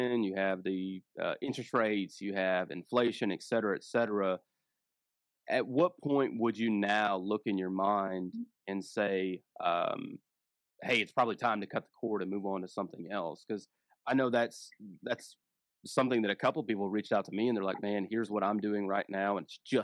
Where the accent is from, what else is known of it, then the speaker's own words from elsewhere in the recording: Fort Worth, Texas, United States; I grew up in East Fort Worth in a trailer